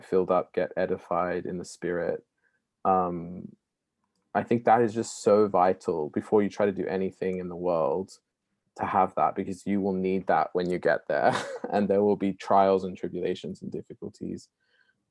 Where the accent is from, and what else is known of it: Australia; now in Oxford, United Kingdom